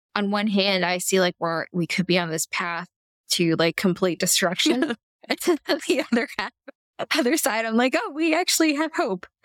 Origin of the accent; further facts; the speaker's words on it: Canada; I'm Canadian